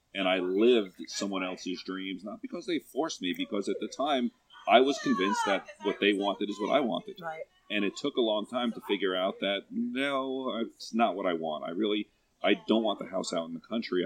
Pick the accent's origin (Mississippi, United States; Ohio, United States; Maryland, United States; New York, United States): New York, United States; I grew up in New York